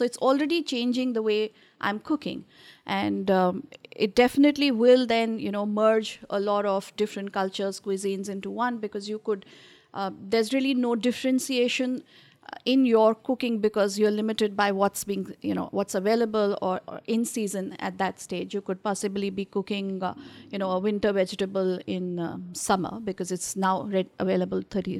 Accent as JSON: {"language": "English", "region": "Delhi", "country": "India", "said": "So I'm from North of India. I belong to Delhi. And We eat a whole lot of different spices."}